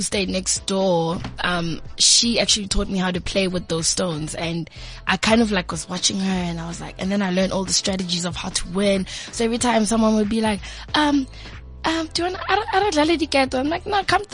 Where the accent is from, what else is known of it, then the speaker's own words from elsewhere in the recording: Tembisa, Gauteng, South Africa; also born or lived in Midrand / Johannesburg; I grew up in Tembisa